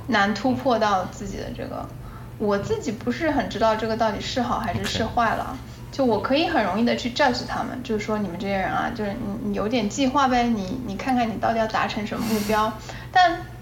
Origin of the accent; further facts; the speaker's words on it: China; moved away; also born or lived in United States; 我在中国的环境里面长大